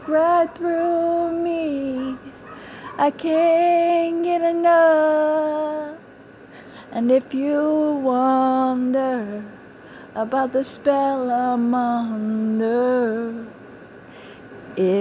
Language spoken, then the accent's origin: English; Cajun, Louisiana, United States; accent: Cajun; my Cajun accent